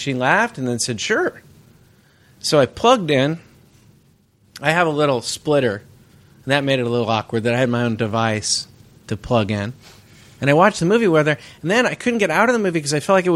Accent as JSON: {"language": "English", "area": "Bay Area", "region": "California", "country": "United States", "tie": "born or raised there", "said": "I grew up in the Bay Area"}